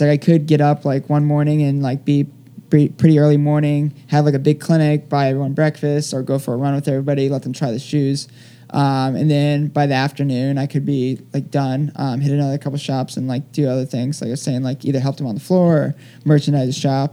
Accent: Palm Bay, Florida, United States; accent: southern drawl; also born or lived in Colorado; now in New York, United States; my hometown marathon, which is Space Coast Marathon

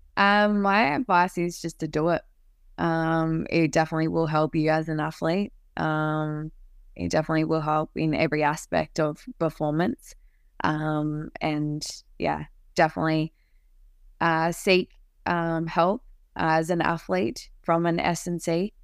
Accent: Canberra, Australian Capital Territory, Australia; to play for my hometown

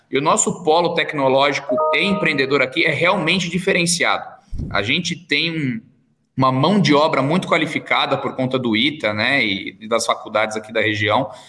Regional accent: São José dos Campos, São Paulo, Brazil; sou natural de São José dos Campos, hoje eu tenho 33 anos.

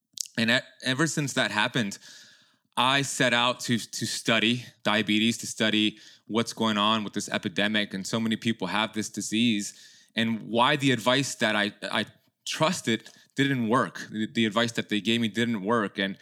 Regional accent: Miami, Florida, United States; my parents immigrated from Iran back in the 70s, and they had my sister and then me, and I was born here in Miami

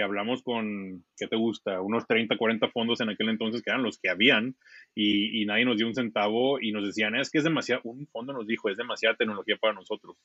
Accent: Mexico; moved away as an adult; now in San Francisco, United States; nosotros somos mexicanos, pero estamos aquí

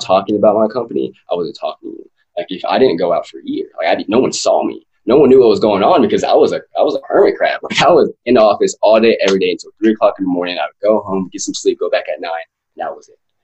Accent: West Texas, United States; born and raised in West Texas

